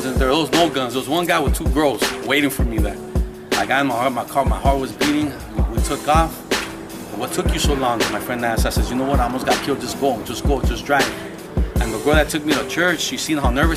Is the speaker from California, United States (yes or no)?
yes; Los Angeles, California, United States; I grew up with blacks in Aliso.